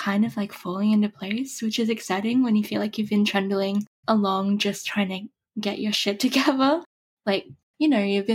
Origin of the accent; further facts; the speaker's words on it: Australia; I'm Australian. I don't know if you can tell that from my accent